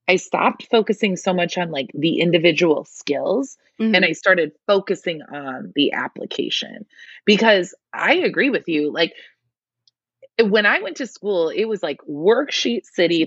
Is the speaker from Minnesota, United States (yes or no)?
no; Michigan, United States; I'm in Michigan, I grew up in Michigan, I should say